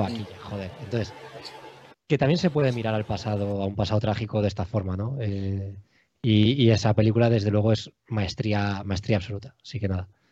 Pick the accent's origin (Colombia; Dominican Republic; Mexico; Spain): Spain; Alicante, Valencian Community; moved away as an adult; also born or lived in Madrid / Cuenca / Jaén / Albacete; now in Valencia, Spain; Pues yo soy de Alicante ciudad y vivo en Valencia ciudad.